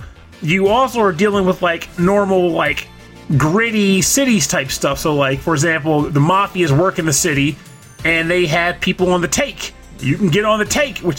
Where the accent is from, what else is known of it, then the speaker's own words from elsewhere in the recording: Delaware, United States; moved away; I'm from Podunk, Delaware.